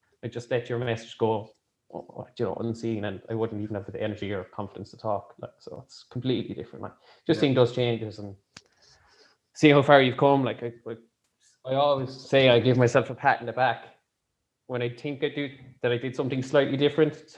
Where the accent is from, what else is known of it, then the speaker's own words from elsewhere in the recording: Ireland; as an Irish people